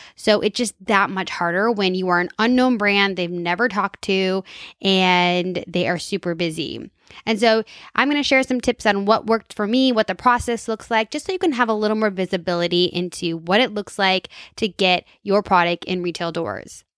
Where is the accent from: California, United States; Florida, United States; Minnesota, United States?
Minnesota, United States; I'm from Minnesota